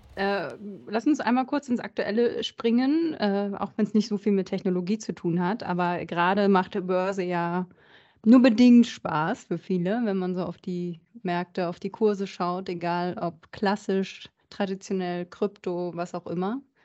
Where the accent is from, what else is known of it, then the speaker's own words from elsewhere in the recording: North Rhine-Westphalia, Germany; meine Heimat Ostwestfalen